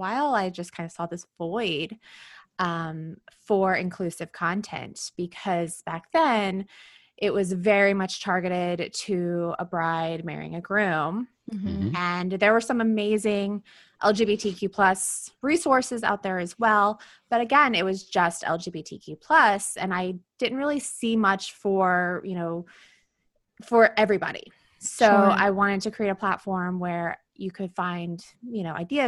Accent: Tennessee, United States; moved away as an adult; also born or lived in Birmingham, Alabama; now in New York City, United States; I am from Tennessee originally

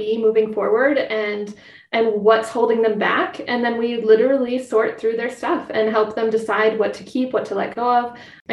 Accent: Twin Cities, Minnesota, United States; I grew up in the Twin Cities, just west of the Twin Cities

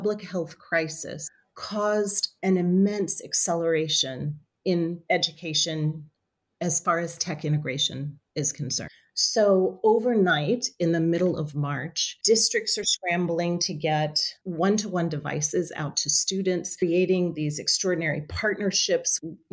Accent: New Orleans, Louisiana, United States; When I was a child, I grew up in New Orleans

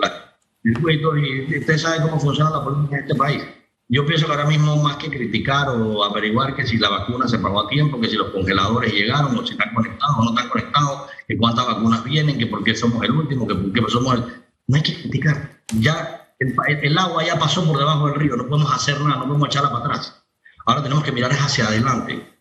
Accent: Panama; nosotros como panameños

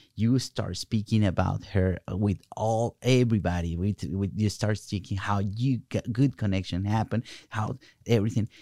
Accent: Colombia; English is a second language; now in United States; I'm coming from Colombia, South America

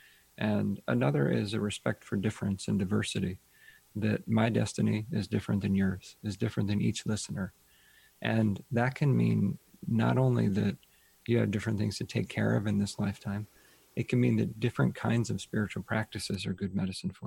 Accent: Ohio, United States; I grew up in Ohio

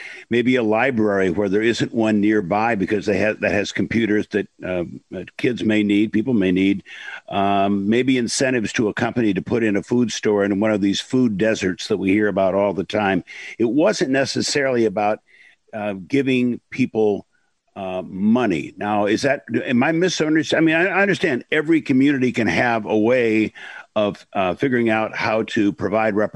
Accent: Illinois, United States; moved away; also born or lived in Iowa; I was born in Illinois and lived in Iowa, but not too far from Evanston

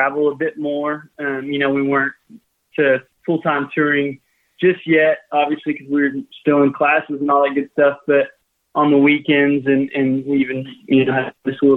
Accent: San Antonio, Texas, United States; moved away as an adult; now in Austin, United States; I am from San Antonio, Texas

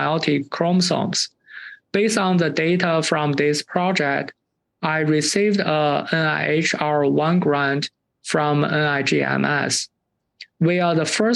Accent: China; moved away as an adult; now in Illinois, United States; I grew up in China

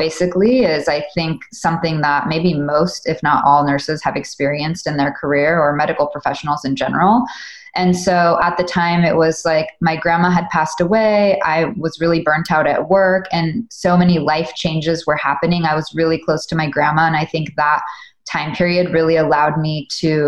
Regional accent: Southern California, United States; I grew up in Southern California

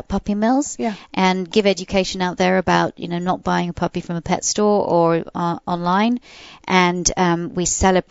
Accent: England, United Kingdom; now in United States; I was brought up in England.

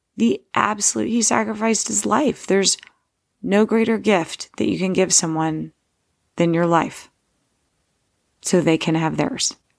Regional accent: Steubenville, Ohio, United States; born or raised there

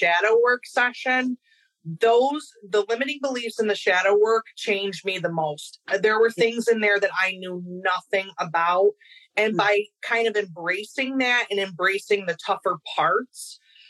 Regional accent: Rochester, New York, United States; I am from Rochester, New York

